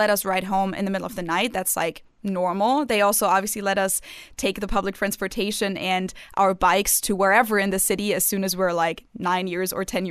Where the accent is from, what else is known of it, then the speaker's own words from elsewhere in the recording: Munich, Bavaria, Germany; growing up in Munich